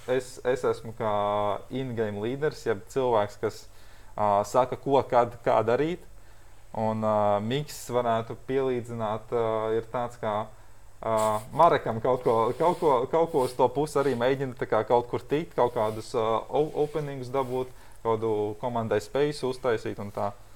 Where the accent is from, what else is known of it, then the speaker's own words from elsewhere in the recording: Latvia; mēs esam pieci latvieši